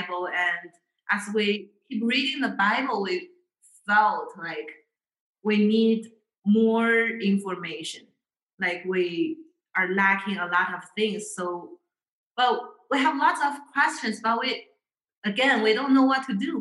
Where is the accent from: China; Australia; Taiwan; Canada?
China; moved away as an adult; now in State College, United States; Growing up in China